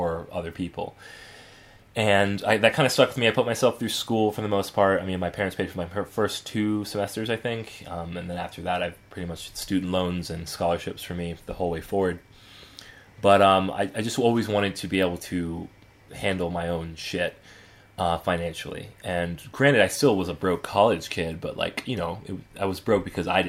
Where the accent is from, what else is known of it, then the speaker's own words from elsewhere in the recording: Atlanta, Georgia, United States; we were pretty well off growing up in the Atlanta suburbs